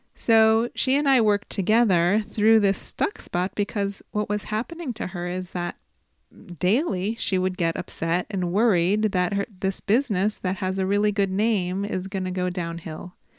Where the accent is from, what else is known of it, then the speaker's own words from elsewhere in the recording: Chicago, Illinois, United States; I'm from Chicago